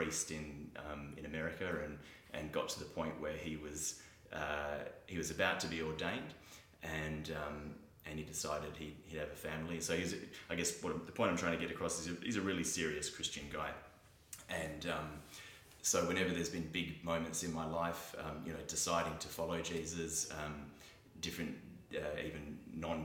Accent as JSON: {"language": "English", "town": "Fremantle", "region": "Western Australia", "country": "Australia", "tie": "born or raised there", "said": "I grew up in Fremantle"}